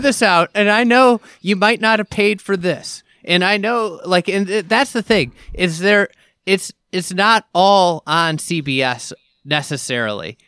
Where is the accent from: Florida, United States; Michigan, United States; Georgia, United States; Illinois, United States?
Illinois, United States; Chicago; this is my hometown event